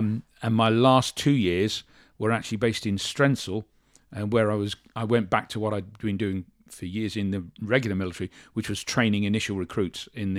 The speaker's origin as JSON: {"language": "English", "town": "Shorncliffe", "region": "South East England", "country": "United Kingdom", "tie": "born there", "said": "I'm 65 years old. I'm 66 next month. I was born in Shorncliffe in Kent. I was actually born in the military hospital"}